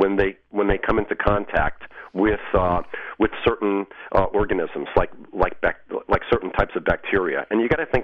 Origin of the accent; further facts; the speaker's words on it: Long Island, New York, United States; I grew up and lived on Long Island for most of my life